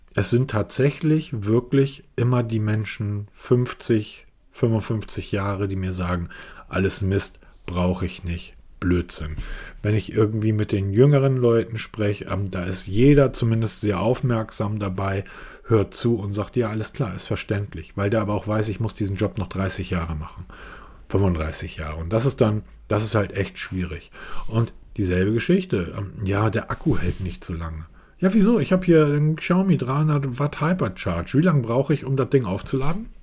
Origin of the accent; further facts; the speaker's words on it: Germany; als Deutscher